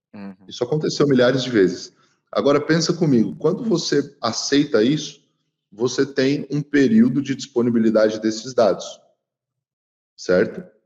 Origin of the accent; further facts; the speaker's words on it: São Paulo, Brazil; eu que sou de São Paulo, lá no centro tinha muito disso